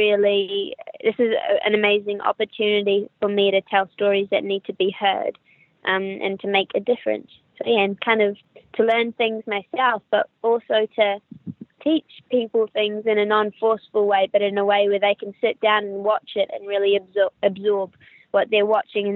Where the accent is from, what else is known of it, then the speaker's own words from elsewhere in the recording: New Zealand; accent: New Zealander; also born or lived in Wellington; you can probably hear from my accent that I'm a New Zealander. I'm from New Zealand. I live in Wellington, which is the capital.